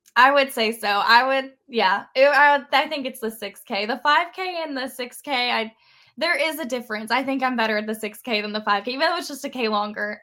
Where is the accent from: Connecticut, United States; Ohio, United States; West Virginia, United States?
West Virginia, United States; Parkersburg; a state that I'm, you know, was born in. I've lived my whole life. I'm from West Virginia. I'm from Parkersburg.